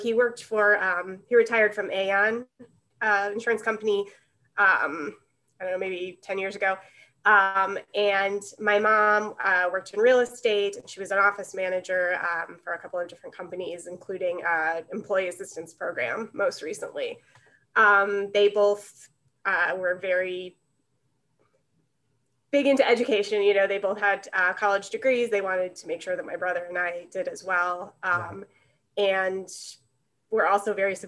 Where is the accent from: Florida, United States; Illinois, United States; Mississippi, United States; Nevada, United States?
Illinois, United States; Bartlett; I'm from Bartlett, Illinois, which is about 20 minutes from here